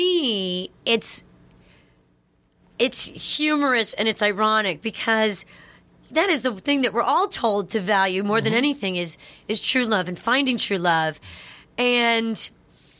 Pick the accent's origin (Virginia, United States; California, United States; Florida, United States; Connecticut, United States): Connecticut, United States; I'm from Connecticut